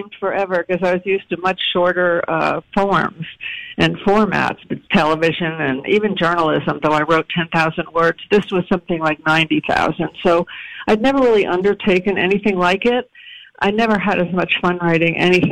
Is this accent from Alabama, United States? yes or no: no; Providence, Rhode Island, United States; I was born in Providence.